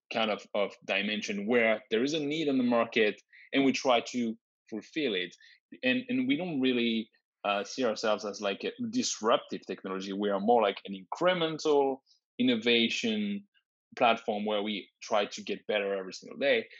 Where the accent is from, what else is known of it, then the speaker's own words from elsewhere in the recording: France; moved away as an adult; also born or lived in Grenoble / Ottawa; I was born and raised in France